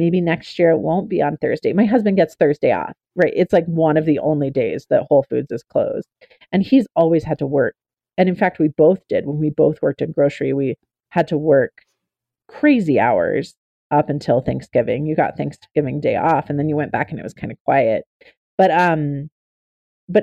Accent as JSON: {"language": "English", "region": "Oklahoma", "country": "United States", "tie": "born or raised there", "said": "I'm a member of the Choctaw Nation of Oklahoma. I grew up in Oklahoma."}